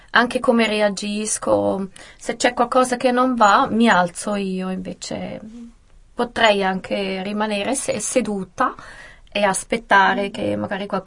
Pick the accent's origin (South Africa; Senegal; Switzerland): Switzerland; St. Gallen; born there; a San Gallo e sono la prima